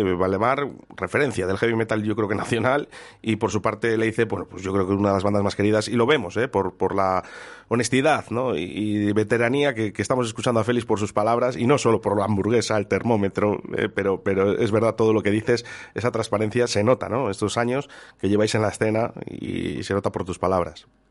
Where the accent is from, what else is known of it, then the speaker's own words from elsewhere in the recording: Durango, Basque Country, Spain; los que somos de Durango, de Yurreta, de Zaldívar